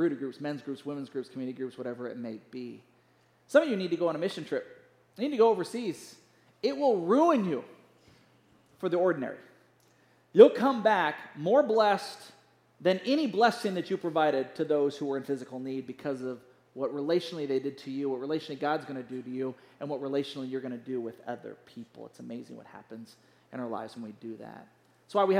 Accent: United States

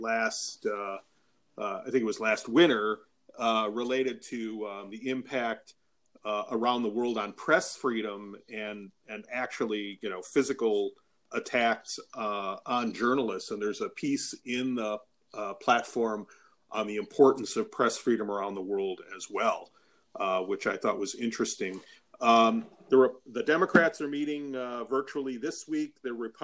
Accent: Milwaukee, Wisconsin, United States; happening in my hometown, Milwaukee, although there's hardly anybody here except those of us who live here.

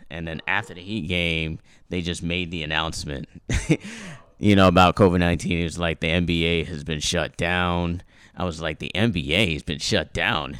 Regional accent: United States; my culture originates from Haiti, you know? but I grew up here

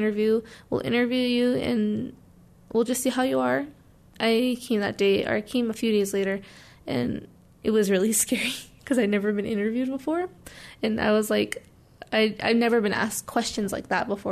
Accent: Albuquerque, New Mexico, United States; also born or lived in Gallup, New Mexico / Navajo Reservation / Pine Hill; when I was about 3 or 2, I moved to Albuquerque.

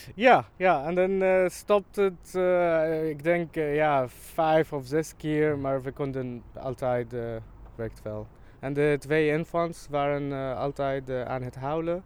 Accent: Syria; Dutch is a second language; moved away as an adult; now in Amsterdam, Netherlands; Ik kwam uit Syrië

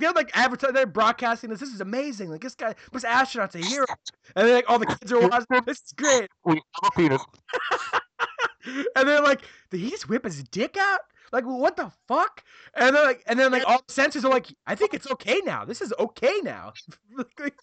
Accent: United States; as an American watching cable television

